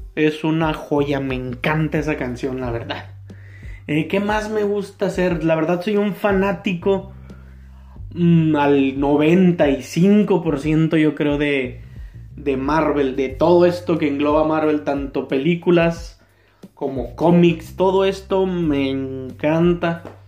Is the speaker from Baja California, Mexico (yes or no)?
yes; Tijuana, Baja California, Mexico; Yo soy de Tijuana, de Baja California, Tijuana